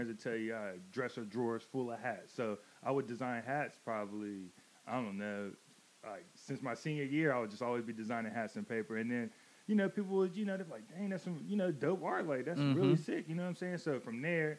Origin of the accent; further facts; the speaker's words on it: Manteo, North Carolina, United States; moved away as an adult; also born or lived in Wilmington, North Carolina; I'm from Mania, North Carolina, the Outer Banks, Wright Brothers area. But where I grew up, it's called Westcott Park. Westcott Park, born and raised